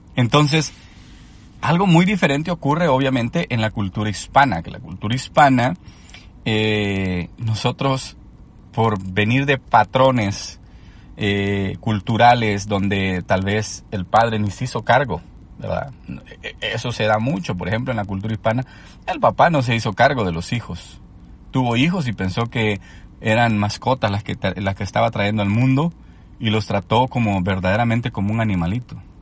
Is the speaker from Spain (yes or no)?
no; El Salvador; cuando yo crecí en Latinoamérica, en El Salvador específicamente